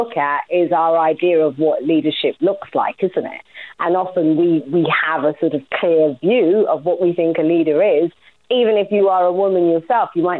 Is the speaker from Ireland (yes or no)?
no; London, United Kingdom; I'm from Walthamstow. There's still a Walthamstow side to me